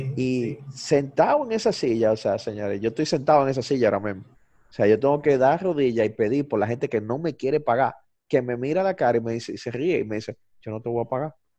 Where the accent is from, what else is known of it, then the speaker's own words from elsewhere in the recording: Dominican Republic; aquí en República Dominicana